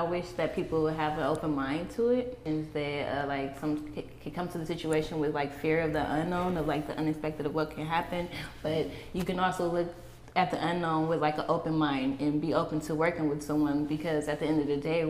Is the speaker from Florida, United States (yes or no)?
no; San Francisco, California, United States; As a native growing up in San Francisco, I would say like I was raised in the Bayview district of San Francisco